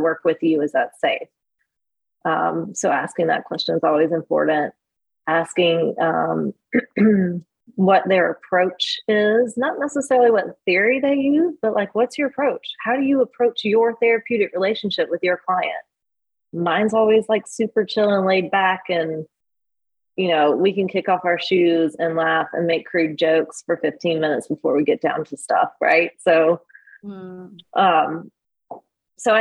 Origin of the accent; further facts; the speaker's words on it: Lexington, United States; I grew up in Lexington